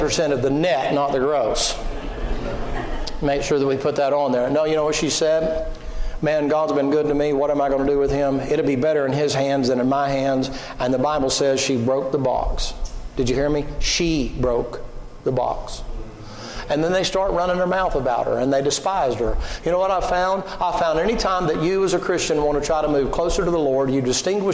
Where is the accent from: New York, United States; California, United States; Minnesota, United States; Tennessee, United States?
Tennessee, United States; also born or lived in Atlanta, Georgia / Rossville, Georgia; I was born in Atlanta, and I was raised in the mountains up here in Tennessee, and that's how I talked